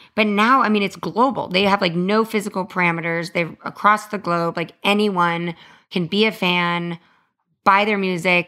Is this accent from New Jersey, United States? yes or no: no; Los Angeles, California, United States; I grew up in Hollywood with, like, some of these crazy childhood stars